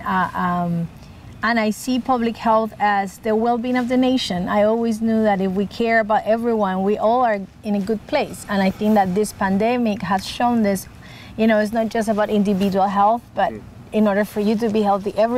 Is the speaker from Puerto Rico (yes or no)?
yes; Puerto Rico; moved away as an adult; also born or lived in Miami; now in Oregon, United States; I grew up in Puerto Rico, an island, so very far away from the wine culture.